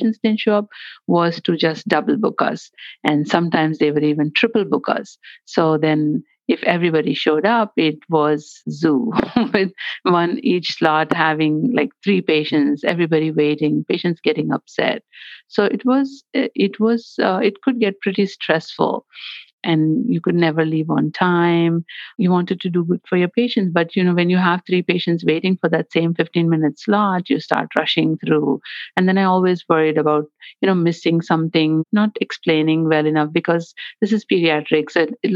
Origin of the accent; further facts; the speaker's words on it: India; moved away as an adult; now in Chicago, United States; I'm originally from India